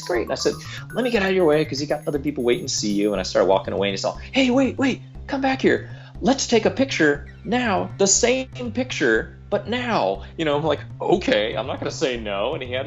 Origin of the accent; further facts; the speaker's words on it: Santa Monica, California, United States; I grew up here in Southern California, specifically in Santa Monica, which is kind of the more the beach side of Los Angeles